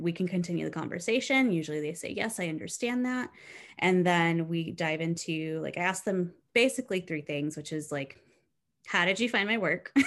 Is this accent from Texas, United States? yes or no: yes; South Texas, United States; I grew up in South Texas